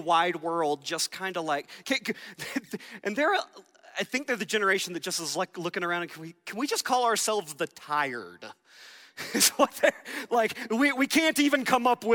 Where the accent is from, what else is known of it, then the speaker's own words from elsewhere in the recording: Georgia, United States; I grew up in Georgia